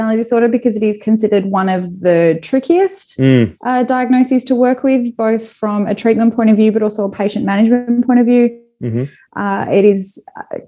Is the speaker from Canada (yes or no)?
no; Perth, Western Australia, Australia; moved away as an adult; now in Sydney, Australia; I'm originally from Perth, so I live in Sydney now.